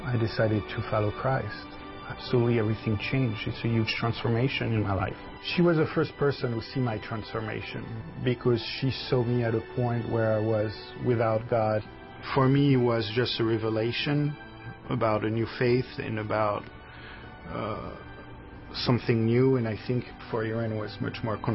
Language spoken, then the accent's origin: English; Brittany, France; moved away as an adult; also born or lived in Florida, United States; now in Connecticut, United States; where I come from, Brittany in France